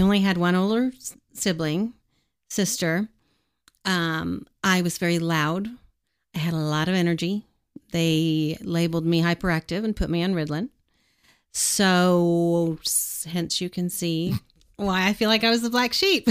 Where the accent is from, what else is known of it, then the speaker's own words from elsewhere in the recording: Edmond, Oklahoma, United States; I grew up in Edmond